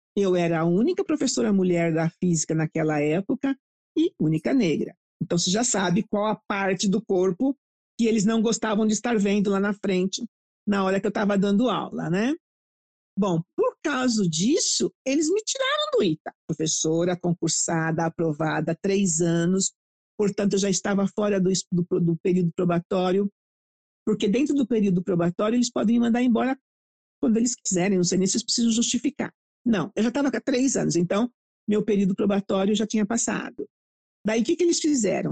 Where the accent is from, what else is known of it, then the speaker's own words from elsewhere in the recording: Brazil; also born or lived in England; Adoro o Brasil, adoro a minha terra, adoro minha comida